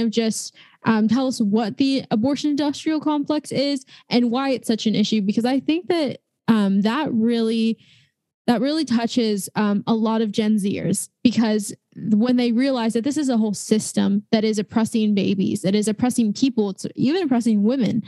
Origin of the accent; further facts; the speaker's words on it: Los Angeles, California, United States; I'm from Los Angeles